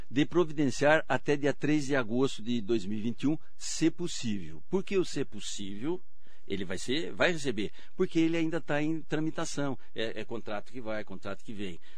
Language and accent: Portuguese; Mogi das Cruzes, São Paulo, Brazil; Sim, é, desde a infância. Ah. Eu sou de Mogi, nós nem falamos.